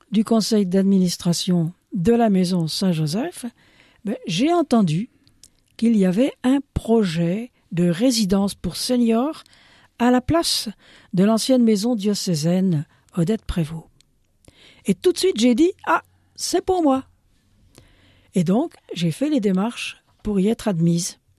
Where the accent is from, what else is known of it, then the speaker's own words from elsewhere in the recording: Burkina Faso; also born or lived in France; Mais eh française aussi, hein. N'oublie pas de le dire quand même. deuxième nationalité, je suis burkinabé.